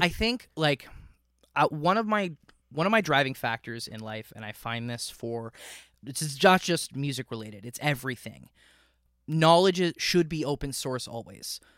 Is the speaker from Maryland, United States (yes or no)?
no; Miami, Florida, United States; moved away as an adult; also born or lived in King City, Ontario, Canada / St. Catharines, Ontario, Canada; now in Canada; I was born in King City, Ontario. When I was two, my family moved down to Miami area